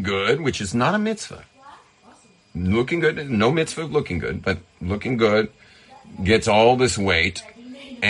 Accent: California, United States; I'm from California

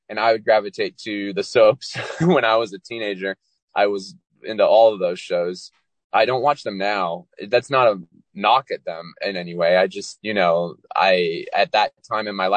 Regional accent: California, United States; also born or lived in Walnut Creek, California / San Diego / Folsom / Danville; I was born in Walnut Creek, California, and I grew up all over California

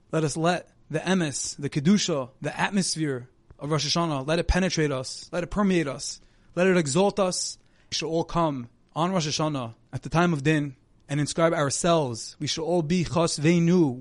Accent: Monsey, New York, United States; my hometown, from Muncie, New York

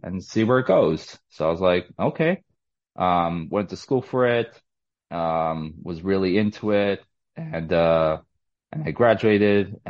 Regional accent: New York City, New York, United States; I was born and raised in Brooklyn, New York.

